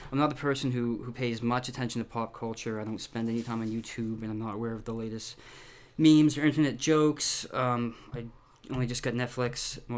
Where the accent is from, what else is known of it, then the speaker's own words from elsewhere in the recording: Chicago, Illinois, United States; growing up in Chicago.